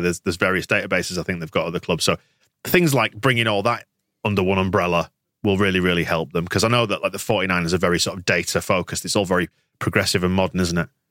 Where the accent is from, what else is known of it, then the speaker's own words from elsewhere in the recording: Bradford, Yorkshire and the Humber, United Kingdom; I grew up in Bradford as well.